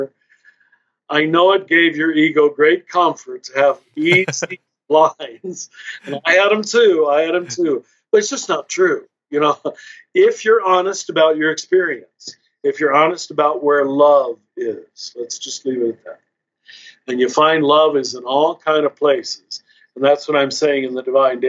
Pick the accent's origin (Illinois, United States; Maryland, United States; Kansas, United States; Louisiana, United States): Kansas, United States; I was raised conservative Catholic in Kansas